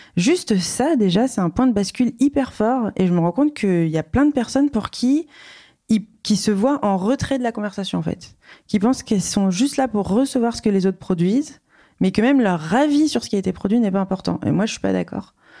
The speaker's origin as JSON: {"language": "French", "town": "Reims", "region": "Grand Est", "country": "France", "tie": "born or raised there", "said": "je suis née euh, à Reims"}